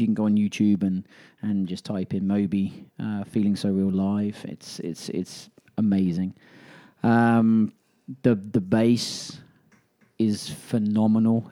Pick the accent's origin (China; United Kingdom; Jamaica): United Kingdom; England; now in Birmingham, Alabama, United States; I was with my best friend who I grew up with in England